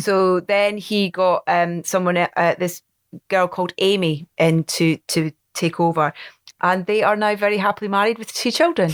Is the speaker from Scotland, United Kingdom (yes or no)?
yes; Anstruther, Scotland, United Kingdom; my hometown of Anstruther